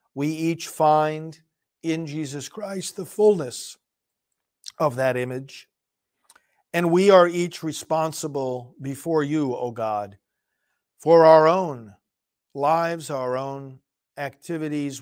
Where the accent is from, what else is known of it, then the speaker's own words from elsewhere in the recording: New York, United States; moved away; I'm from New York, in fact, I'm going back there today for a visit with my family